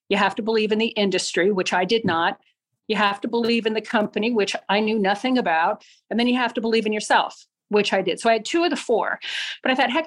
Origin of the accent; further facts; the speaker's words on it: Littleton, Colorado, United States; moved away; also born or lived in Fogelsville, Pennsylvania; I'm from Littleton, Colorado